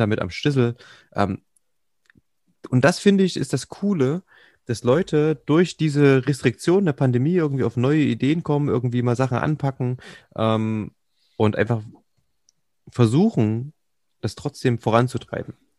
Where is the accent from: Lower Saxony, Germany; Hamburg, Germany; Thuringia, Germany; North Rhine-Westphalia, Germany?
Thuringia, Germany; Jena; Ich, ich, ich bin ja original eigentlich Jenenser also aus Jena stammend